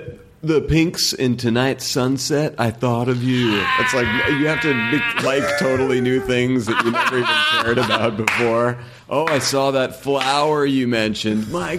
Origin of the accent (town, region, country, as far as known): Weston, Massachusetts, United States